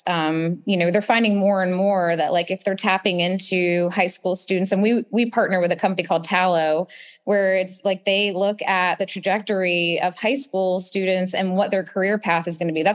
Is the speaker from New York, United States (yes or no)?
no; Charlotte, North Carolina, United States; I grew up in Charlotte